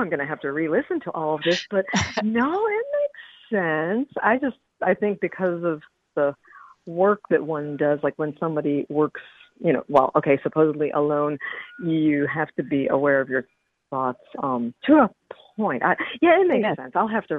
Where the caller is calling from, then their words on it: Gainesville, Florida, United States; Gainesville, Florida.